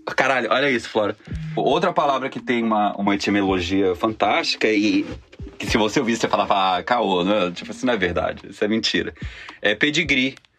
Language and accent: Portuguese; Bahia, Brazil; moved away as an adult; now in Rio de Janeiro, Brazil; sou baiano, moro no Rio há 17 anos, vim fazer faculdade e fiquei